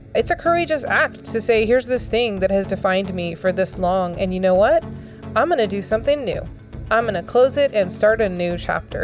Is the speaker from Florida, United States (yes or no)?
yes; Florida, United States; I grew up in Florida and I've been through a lot of hurricanes